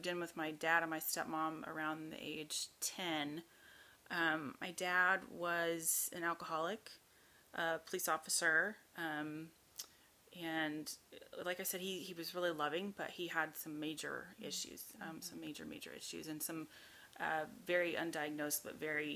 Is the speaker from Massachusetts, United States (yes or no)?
no; Norman, Oklahoma, United States; moved away as an adult; also born or lived in Houston; I grew up in Oklahoma. That's where I'm from, Norman, Oklahoma